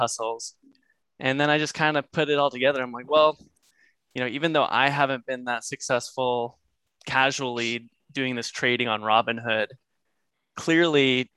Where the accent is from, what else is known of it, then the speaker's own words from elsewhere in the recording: New England, United States; moved away as an adult; also born or lived in San Luis Obispo, California; now in Los Angeles, United States; I grew up in the New England area